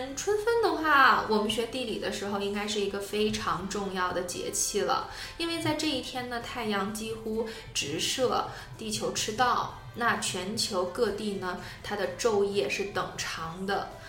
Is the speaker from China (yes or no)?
yes; China; also born or lived in Tianjin; 作为一个中国人